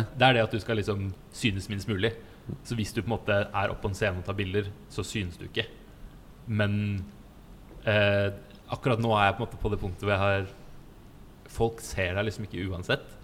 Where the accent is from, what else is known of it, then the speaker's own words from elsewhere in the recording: Stavern, Vestfold, Norway; moved away as an adult; also born or lived in Falmouth, Cornwall, England; Jeg kommer fra Stavern